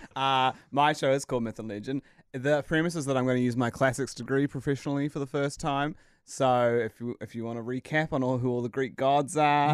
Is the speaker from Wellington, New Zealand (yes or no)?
no; Christchurch, Canterbury, New Zealand; I'm from Christchurch as well